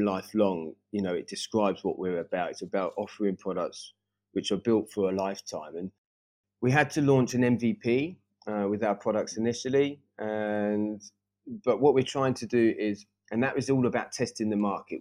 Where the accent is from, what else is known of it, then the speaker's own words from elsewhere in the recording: Brighton, South East England, United Kingdom; moved away as an adult; also born or lived in Paris, France; now in Stockholm, Sweden; I actually grew up in Brighton, just south of London, with my family.